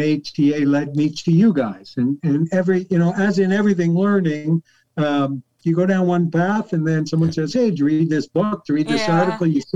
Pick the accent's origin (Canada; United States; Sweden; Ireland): Canada; Newmarket, Ontario; I'm from Newmarket, Canada, or Toronto, Canada